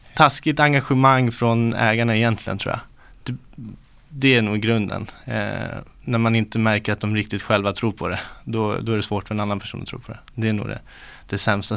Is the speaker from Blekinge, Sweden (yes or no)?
no; Uppsala, Uppsala County, Sweden; Uppsala, född och uppvuxen här.